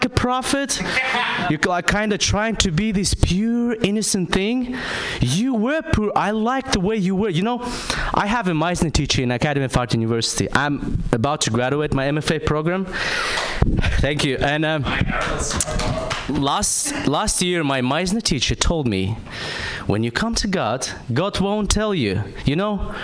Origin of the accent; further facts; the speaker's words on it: Kazakhstan; I'm from Kazakhstan